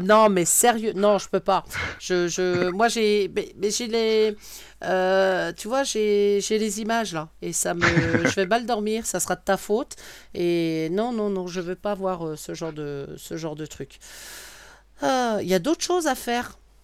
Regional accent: Brittany, France; je suis bretonne

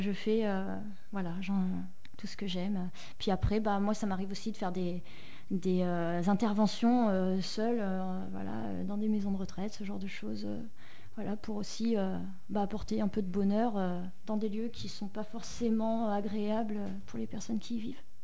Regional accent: France; je suis française

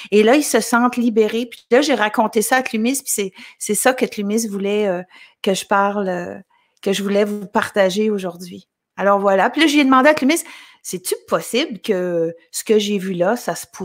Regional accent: L'Ascension, Quebec, Canada; me suis euh, vue dans mon village natal qui s'appelle l'Ascension au Québec. Je sais qu'il y a deux l'Ascension. Il y en a un au Saguenay-Lac-Saint-Jean, il y en a un en Gaspésie aussi. Mais moi, je viens de, de la Gaspésie, l'Ascension.

